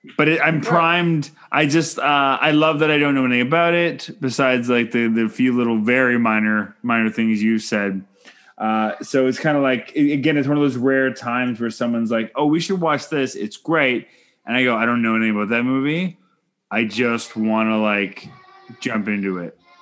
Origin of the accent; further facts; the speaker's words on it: Canada; I'm Canadian filmmaker